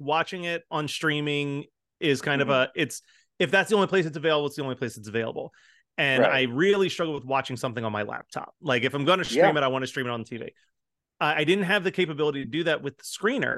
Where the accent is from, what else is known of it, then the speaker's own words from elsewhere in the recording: Philadelphia, Pennsylvania, United States; I'm from Philly